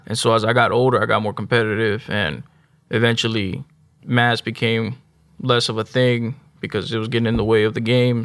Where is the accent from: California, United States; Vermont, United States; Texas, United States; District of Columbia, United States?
Texas, United States; Houston; also born or lived in Spring, Texas; I grew up in North Houston, uh, little like not 45 and 1960 area